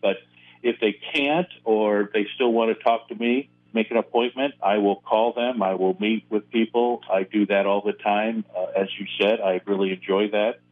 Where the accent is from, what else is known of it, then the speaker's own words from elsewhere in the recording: Ontario, Ohio, United States; also born or lived in Mansfield, Ohio; I was born in Mansfield, and we lived in Mansfield for just a couple years and then later moved to Ontario